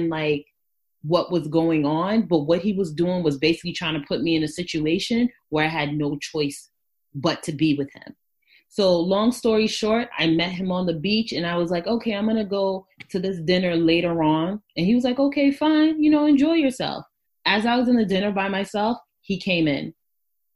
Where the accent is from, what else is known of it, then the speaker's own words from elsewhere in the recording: New York, United States; I'm from New York